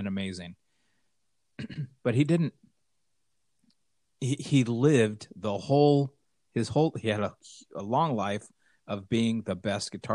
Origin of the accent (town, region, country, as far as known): Los Angeles, California, United States; born or raised there; moved away